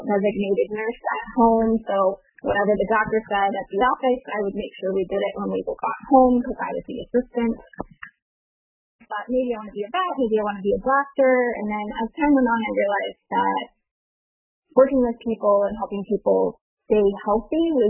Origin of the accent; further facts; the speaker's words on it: San Francisco Bay Area, Northern California, United States; also born or lived in Hawaii; I grew up in California, Northern California, in the San Francisco Bay Area